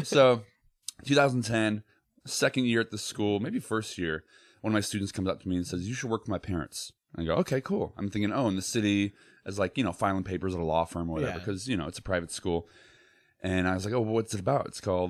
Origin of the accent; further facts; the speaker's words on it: Naperville, Illinois, United States; moved away as an adult; also born or lived in Chicago; now in Los Angeles, United States; Illinois, like Naperville.